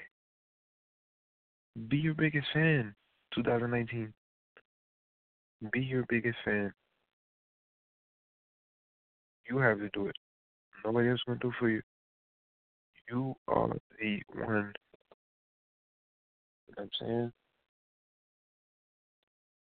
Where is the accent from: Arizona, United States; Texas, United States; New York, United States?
New York, United States; New York City; I'm an NY guy, my guy. Yeah, I'm from Queens.